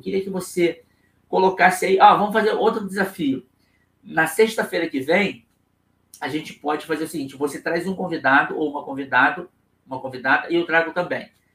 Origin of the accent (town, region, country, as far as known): Rio de Janeiro, Brazil; accent: carioca